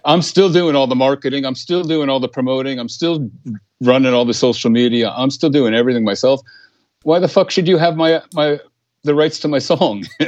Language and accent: English; Bergen County, New Jersey, United States; moved away as an adult; now in Sweden; I'm from Bergen County